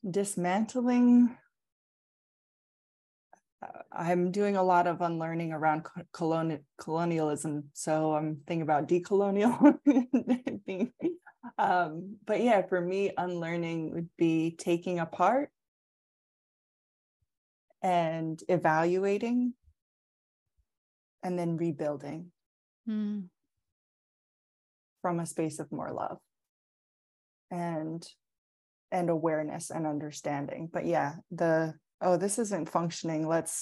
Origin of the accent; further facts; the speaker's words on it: Colorado, United States; born there; Oh, I have to say both because I was born in Colorado. I was born in the mountains.